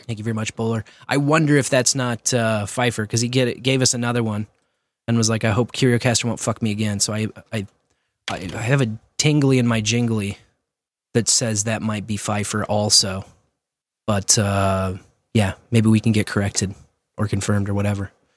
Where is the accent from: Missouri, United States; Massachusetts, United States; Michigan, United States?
Missouri, United States; Kearney; my hometown, Kearney